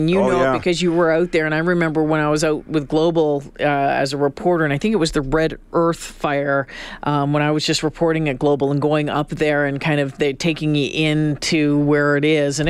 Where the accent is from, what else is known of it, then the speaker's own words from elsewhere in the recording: Northern Ontario, Canada; now in Alberta, Canada; Growing up in Northern Ontario